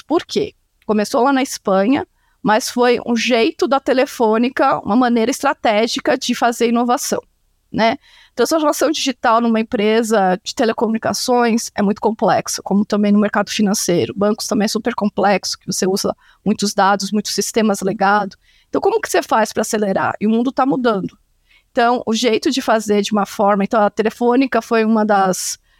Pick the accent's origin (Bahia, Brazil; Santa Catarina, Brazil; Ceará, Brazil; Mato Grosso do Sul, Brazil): Santa Catarina, Brazil; moved away as an adult; also born or lived in Campinas / Chicago; Eu sou de Santa Catarina, numa cidade lá do interior, por isso o meu sobrenome é complicado